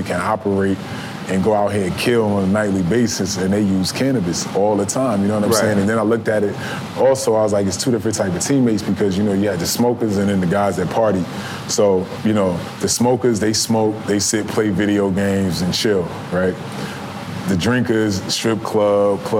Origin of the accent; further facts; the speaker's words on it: New Jersey, United States; I grew up in Jersey where, like, you know, I was taught to believe that cannabis was a gateway drug